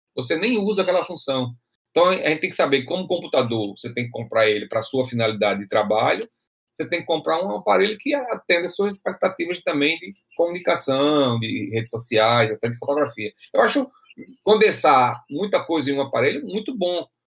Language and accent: Portuguese; Açu, Rio Grande do Norte, Brazil; moved away; eu venho do interior, lá do Açu, a terra que eu nasci lá em, em Açu